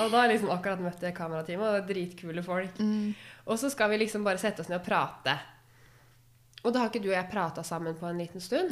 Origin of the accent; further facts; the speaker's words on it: Råde, Østfold, Norway; also born or lived in Fredrikstad; jeg er fra Saltnes, og Saltnes grenser til Fredrikstad. Så jeg gikk på ungdomsskolen i Råde